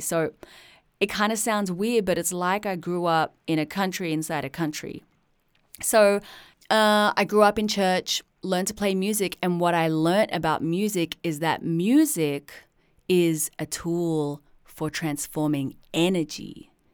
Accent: Sydney, New South Wales, Australia; I was born in Sydney, Australia in nineteen eighty-three

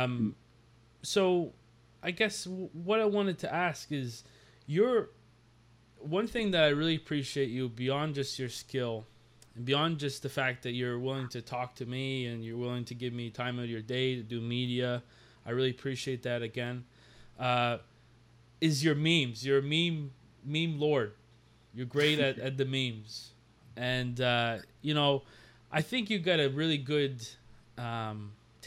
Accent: Nova Scotia, Canada; I'm from Nova Scotia here

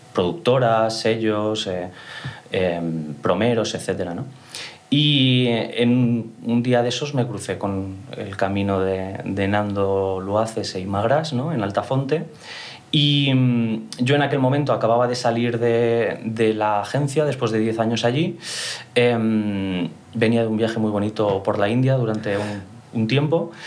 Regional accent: Mallorca, Balearic Islands, Spain; soy mallorquín orgulloso, uno de los pocos mallorquines de la industria

